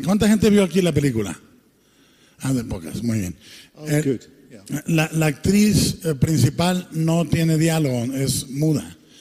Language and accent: Spanish; Guadalajara, Jalisco, Mexico; como mexicano